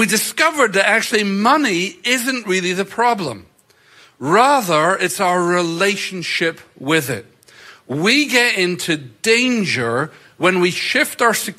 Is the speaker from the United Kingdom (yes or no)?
yes; Scotland, United Kingdom; moved away; I grew up in Scotland in a church culture that really didn't have a high value on money